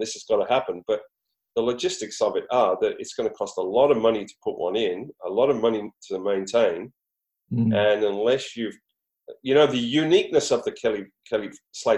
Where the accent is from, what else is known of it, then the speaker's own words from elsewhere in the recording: Queensland, Australia; In Queensland, where I'm from